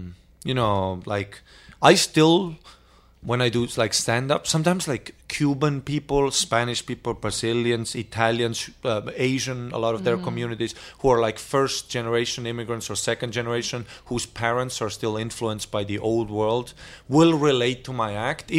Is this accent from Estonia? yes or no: yes; Estonia; I grew up in Estonia.